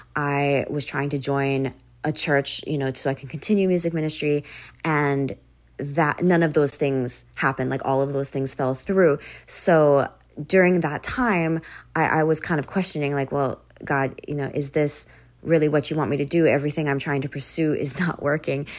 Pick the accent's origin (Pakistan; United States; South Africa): United States; Oahu, Hawaii; also born or lived in Maui, Hawaii / Japan; I was born on the island of Maui, but I spent most of my time growing up on the island of Oahu, um, which is where Honolulu and Waikiki are